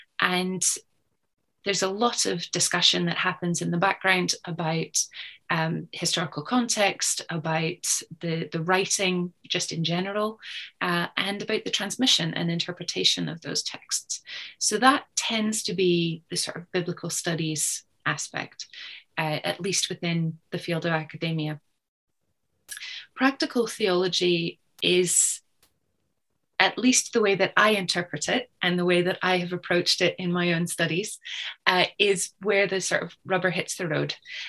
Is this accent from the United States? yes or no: no; Canada; I should specify that I was born and grew up in Canada